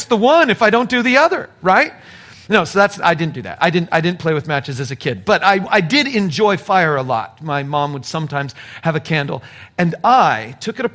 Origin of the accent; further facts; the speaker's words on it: southern California desert, United States; moved away; I was raised in California. The sun is pretty hot out there, and so I was in the southern part of the state in the desert